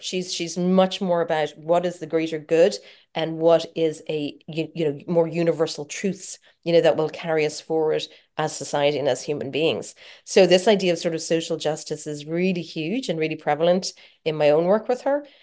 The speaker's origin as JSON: {"language": "English", "country": "Ireland", "said": "being Irish"}